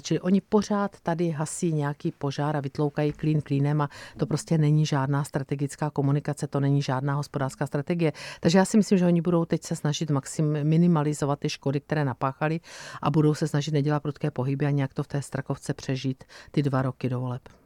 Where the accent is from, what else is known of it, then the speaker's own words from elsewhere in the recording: Brno, South Moravian Region, Czechia; to je moje rodné město a je to kraj, za který jsem, můj milovaný kraj, za který jsem kandidovala